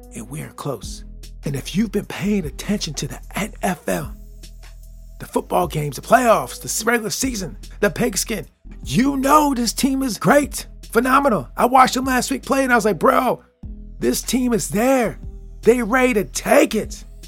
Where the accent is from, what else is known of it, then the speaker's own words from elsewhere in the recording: Michigan, United States; I'm from Michigan